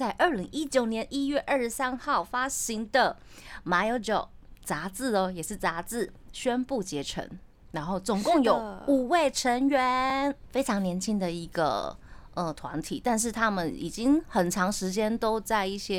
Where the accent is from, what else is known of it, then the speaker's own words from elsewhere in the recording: Tainan, Taiwan; now in Taipei, Taiwan; 对啊，因为我是台南人。嗯，然后我来台北发展之后呢，我的师傅他就会呃让我练习一下比较标准的。国语这样子，然后我回去台南的时候呢